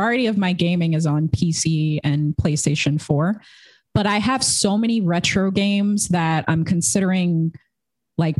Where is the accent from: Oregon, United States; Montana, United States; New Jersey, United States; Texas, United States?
New Jersey, United States; I grew up in New Jersey and I was like, I got to get out of the suburbs